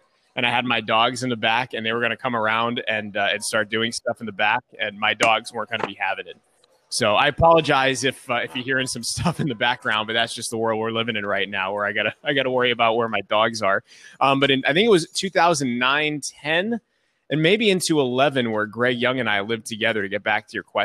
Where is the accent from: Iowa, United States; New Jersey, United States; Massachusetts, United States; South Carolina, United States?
Massachusetts, United States; Worcester; moved away as an adult; also born or lived in Stockton, California; now in Reno, United States; my hometown